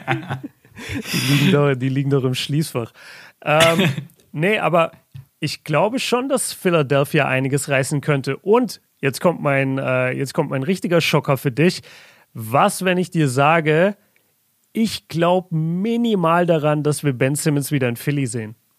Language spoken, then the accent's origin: German; Southern Germany, Germany; bei uns in Süddeutschland